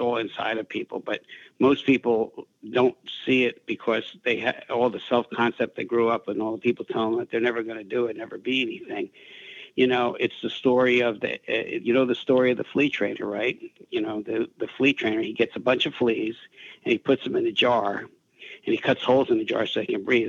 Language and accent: English; New Jersey, United States; I was a kid from Jersey, high school dropout